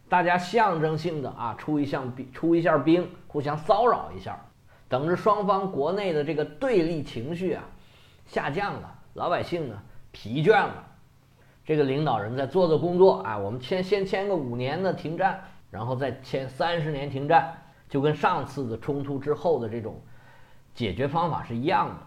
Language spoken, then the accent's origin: Chinese; China; 我们中国人十四亿人